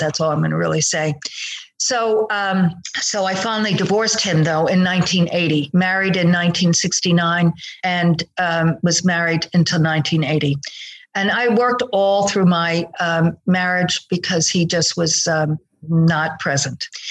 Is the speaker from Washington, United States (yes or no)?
no; outside of New York City, United States; moved away as an adult; also born or lived in Long Island / Italy (ancestry); now in Austin, Texas, United States; But I grew up outside of uh, uh, New York City